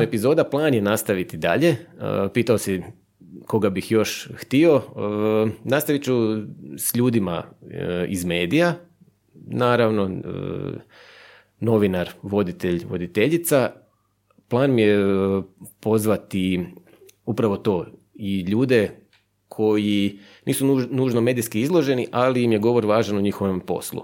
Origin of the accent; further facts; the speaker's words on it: Buzet, Istria County, Croatia; accent: Buzet kajkavian; moved away as an adult; also born or lived in Zagreb; Ja sam iz Buzeta mjestu u Istri.